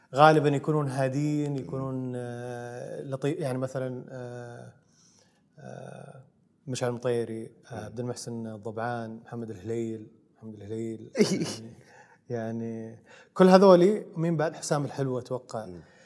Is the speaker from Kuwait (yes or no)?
no; Saudi Arabia; عندنا في السعوديه